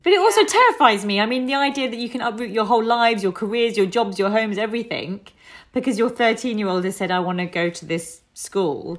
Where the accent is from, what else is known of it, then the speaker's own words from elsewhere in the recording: United Kingdom; the environment that I was raised in as a British Indian, second generation immigrant